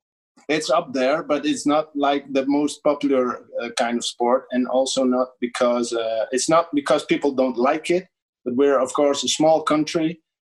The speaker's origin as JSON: {"language": "English", "country": "Canada", "tie": "born or raised there", "lives_now": "Netherlands", "said": "I grew up in Canada, but so we do have rinks here."}